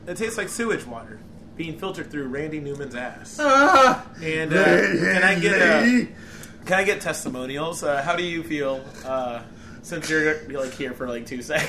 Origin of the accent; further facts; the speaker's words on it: Ireland; Personally, I love both of those Disney movies, but that's because I'm Irish.